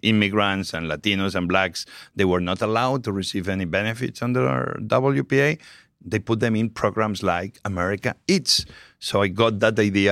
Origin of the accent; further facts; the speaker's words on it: Spain; English is a second language; moved away as an adult; also born or lived in New York; now in United States; I'm very proud of my Spanish heritage